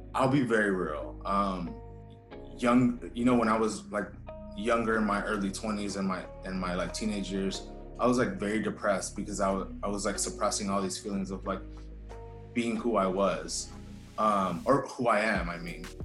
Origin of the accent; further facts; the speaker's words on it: Houston, Texas, United States; I grew up here in Houston. I was uh, I was born here, raised here